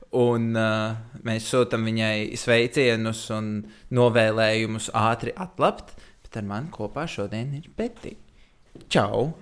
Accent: Riga, Latvia; es esmu uzaugusi Rīgā

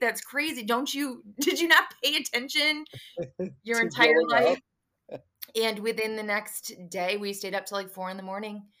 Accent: Kalamazoo, Michigan, United States; also born or lived in Lansing, Michigan; moved back to Kalamazoo, where I am from

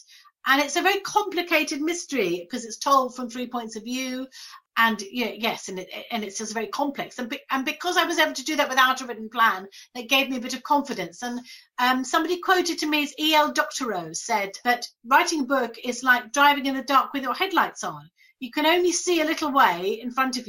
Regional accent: Brighton, South East England, United Kingdom; also born or lived in London; I was born in London, actually, but we moved to Brighton when I was five.

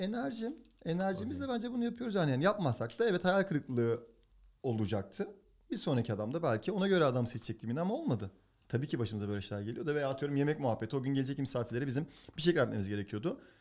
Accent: Turkey; moved away as an adult; now in United States; Ben Türk erkeğim

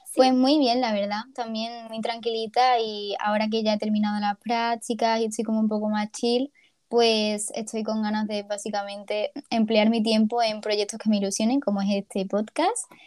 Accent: Ceuta, Spain; now in Málaga, Spain; soy de Ceuta

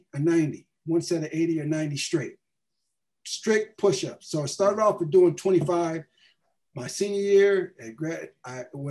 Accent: Ohio, United States; I'm from Ohio. I'm from this small town. We from this program that wasn't really a program. We, you know, won two games my senior year

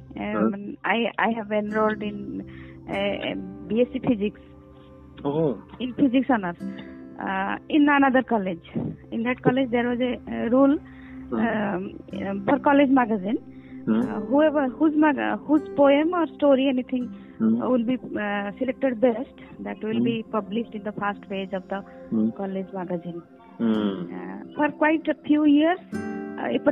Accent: Bhubaneswar, Odisha, India; moved away as an adult; now in Durgapur, India; I am basically from Bhubaneswar, Odisha. Now I reside in Durgapur, West Bengal, because here my husband is working

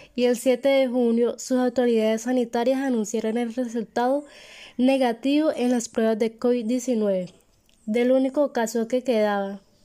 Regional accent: Colombia; mi país natal, Colombia

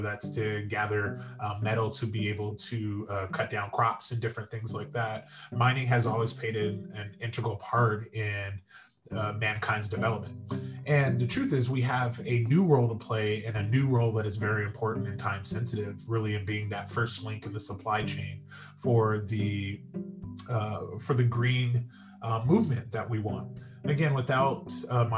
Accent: San Diego, California, United States; moved away as an adult; also born or lived in Las Vegas, Nevada; now in Henderson, United States; I was born and raised in San Diego and attended San Diego State for undergraduate degree, and grew up in San Diego and eventually moved to Las Vegas

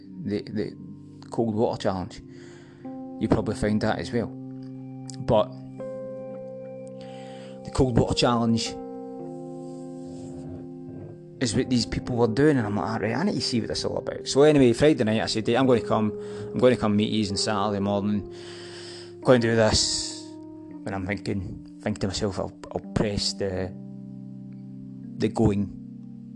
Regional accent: Scotland, United Kingdom; accent: Scottish; that kind of accent I can go with, because that's my accent

